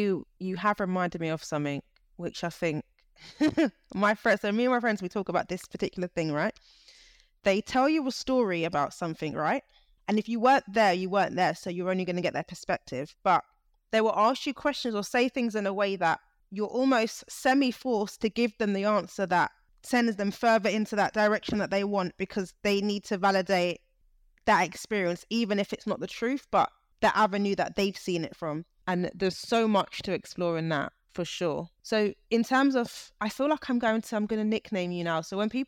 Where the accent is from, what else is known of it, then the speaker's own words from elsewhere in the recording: United Kingdom; I'm British, but I was like, yeah, Niger, I can feel it.